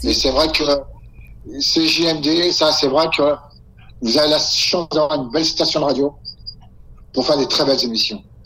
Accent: France; chez nous, en France

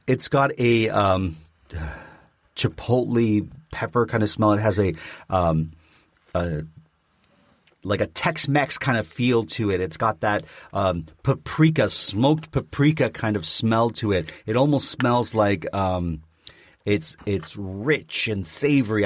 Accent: Canada; I'm Canadian.

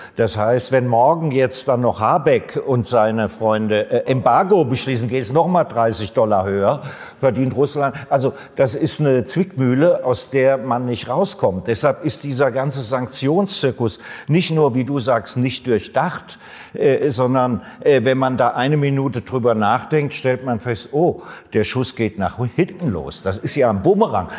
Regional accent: Germany; ich bin ja Deutscher

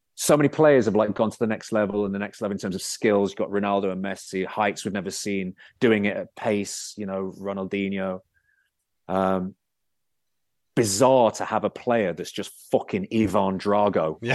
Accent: Bootle, North West England, United Kingdom; I was born in Bootle

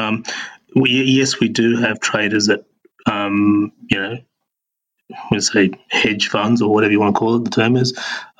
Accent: Sydney, New South Wales, Australia; moved away as an adult; also born or lived in Singapore / United Kingdom / Auckland, New Zealand; now in Christchurch, New Zealand; I was born and raised in Sydney, travelled through Singapore and the UK, settled in Auckland with the family, and now I am working for Cryptopia in Christchurch.

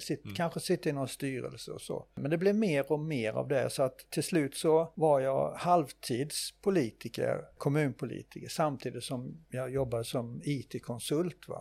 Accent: Nättraby, Blekinge, Sweden; jag eh, är ju född och uppvuxen här i Nättraby i Blekinge

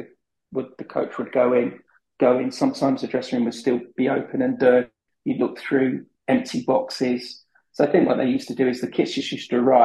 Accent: Wembley, London, United Kingdom; I grew up in Wembley

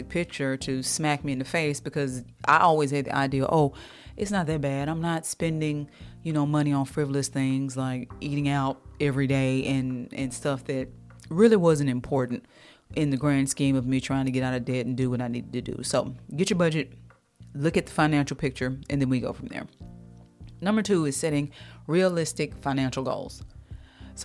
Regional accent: United States; also born or lived in the South (US); I'm from America. I'm in the South.

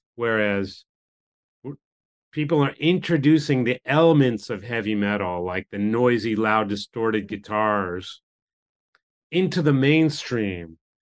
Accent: United States; moved away as an adult; now in Japan; when I grew up in America

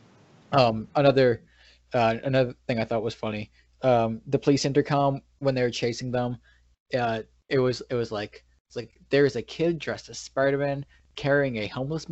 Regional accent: New York, United States; we're from New York anyways.

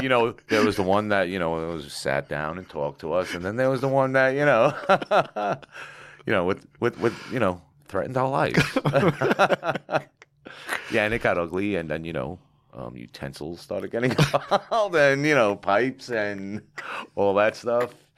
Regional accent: New York City, New York, United States; Growing up in, eh, you know, um, even in Carroll Gardens, it was phenomenal

